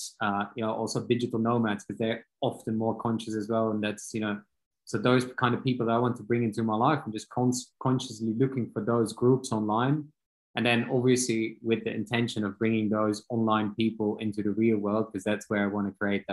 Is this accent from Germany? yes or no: no; Belgium; moved away as an adult; now in Austria; I'm from Belgium.